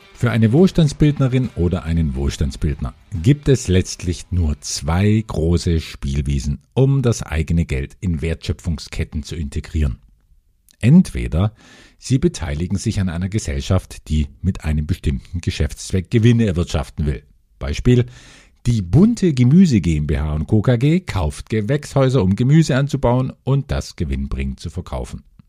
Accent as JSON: {"language": "German", "country": "Germany", "said": "bei uns in Deutschland"}